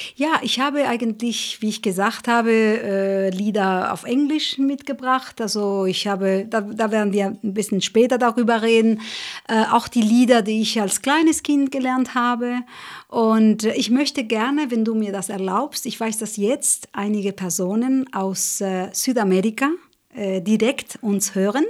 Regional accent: Uruguay; German is a second language; moved away; also born or lived in Spain; ich komme aus, aus Uruguay, ich bin in Uruguay geboren, ich bin in Spanien auch gewachsen

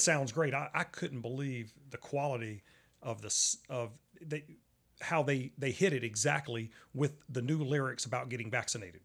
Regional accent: Charlotte, North Carolina, United States; I'm at the poker table. It's Charlotte, North Carolina

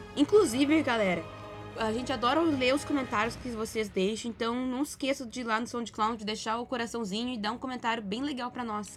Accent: Pelotas, Rio Grande do Sul, Brazil; Pelotas, a cidade onde eu cresci

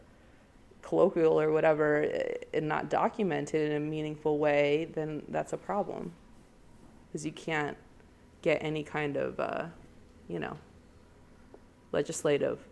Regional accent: Portland, Oregon, United States; moved away as an adult; it is my hometown

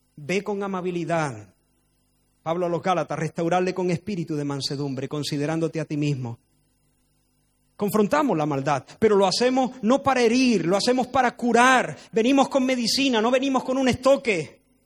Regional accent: Spain; no soy español, porque de hecho he nacido en España

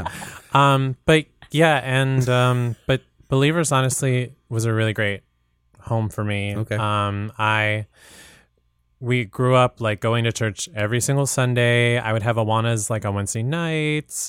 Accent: Portsmouth, Virginia, United States; I'm originally from Virginia, this mm. really mm-hmm. small town called Portsmouth, Virginia.

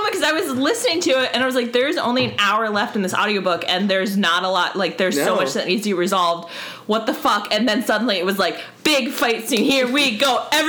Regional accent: New Jersey, United States; because I'm from Jersey and I talk really fast.

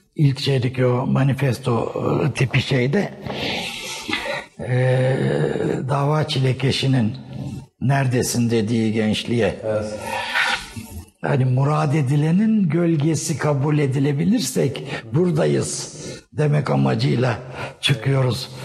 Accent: Istanbul, Turkey; also born or lived in Eskişehir; ben e, Erenköy'de doğdum.

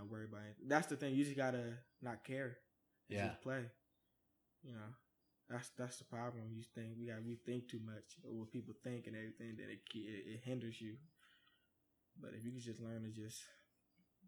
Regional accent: Oakland, California, United States; also born or lived in Richmond, California; I'm from Oakland, actually

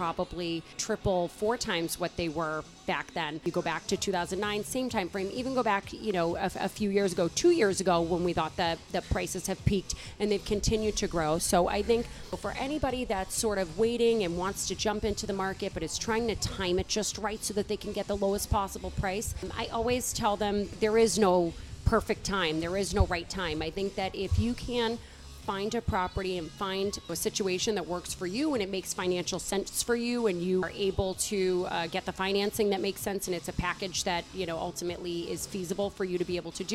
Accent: Boston, Massachusetts, United States; now in Westwood, United States; I grew up in South Boston

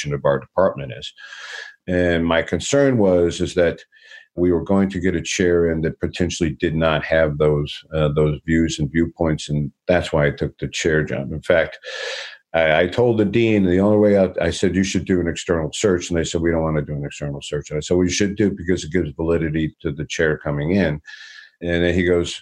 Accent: Detroit, Michigan, United States; I'm born and raised in Detroit

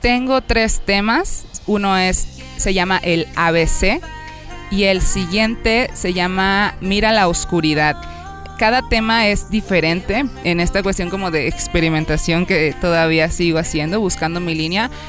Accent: Colima, Mexico; moved away as an adult; now in Veracruz, Mexico; del occidente del país, como ya lo mencionaste, Iván, vengo de Colima

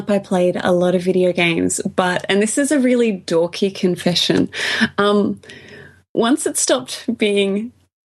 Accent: Australia

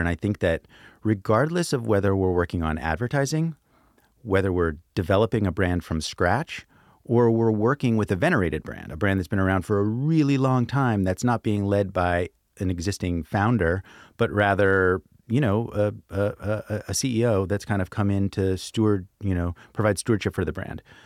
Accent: Brooklyn, New York, United States; my hometown, Brooklyn

